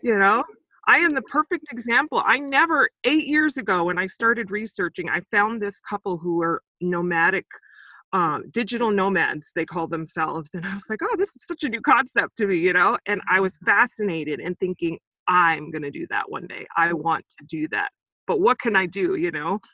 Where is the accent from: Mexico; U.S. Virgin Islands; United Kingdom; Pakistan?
U.S. Virgin Islands; Saint Croix; also born or lived in Sacramento, California, United States; now in United States; I'm actually originally from the Virgin Islands, on um, the island of Saint Croix